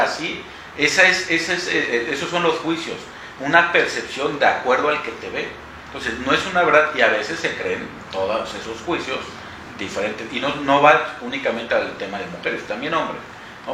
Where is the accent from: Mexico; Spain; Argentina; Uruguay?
Mexico; Orizaba, Veracruz; moved away as an adult; now in Mexico City, Mexico; Yo soy eh, de Orizaba, ahí viví toda, pues hasta la universidad, me titulé, en cuanto me titulé me fui a, la capital